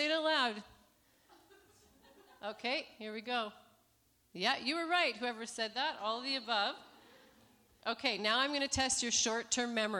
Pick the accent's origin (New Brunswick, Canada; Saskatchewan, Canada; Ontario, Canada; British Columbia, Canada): Saskatchewan, Canada; Saskatoon; moved away as an adult; now in Romania; I'm from Saskatoon, Saskatchewan, which is above North Dakota. We've lived in Romania for about 14 and a half years